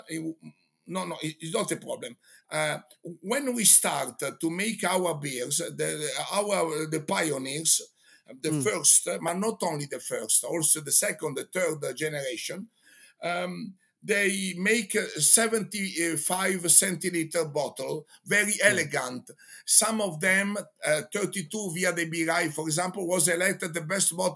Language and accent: English; Genoa, Liguria, Italy; English is a second language; you know, I'm from Genoa. I am I am a judge in the World Championship of pesto sauce.